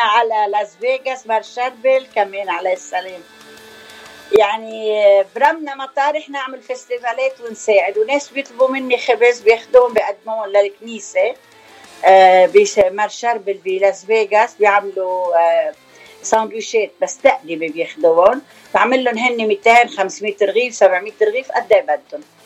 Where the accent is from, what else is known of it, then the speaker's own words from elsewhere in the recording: Bechouen / Yahchouch, Keserwan-Jbeil, Lebanon; moved away as an adult; now in United States; ضيعتين صغار كثير انا خلقانه من بشوين